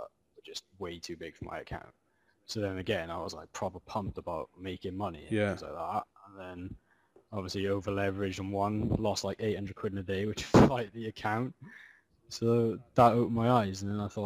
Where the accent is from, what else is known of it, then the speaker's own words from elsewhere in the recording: Wales, United Kingdom; moved away as an adult; now in London, United Kingdom; So I'm from Wales. I moved to London about 5 years ago